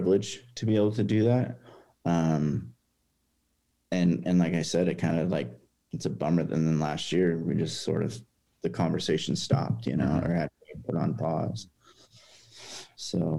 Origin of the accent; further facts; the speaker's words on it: Lebanon, Oregon, United States; I grew up in Lebanon and graduated high school from there